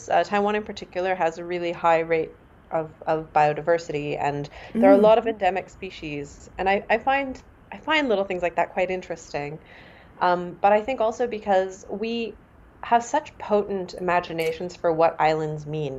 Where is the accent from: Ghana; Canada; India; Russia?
Canada; first language Mandarin; moved away as an adult; now in Germany; I was born in Canada. So I grew up just with a lot of languages and migrations in my family history